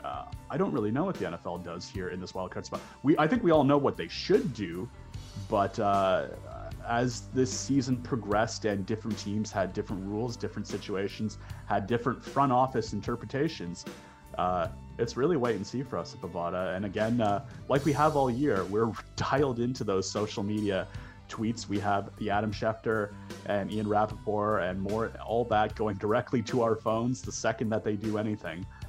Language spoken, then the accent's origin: English; Toronto, Ontario, Canada; born or raised there